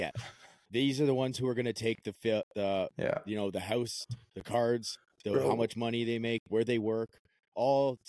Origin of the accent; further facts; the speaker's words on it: Canada; I just live here. I was born here.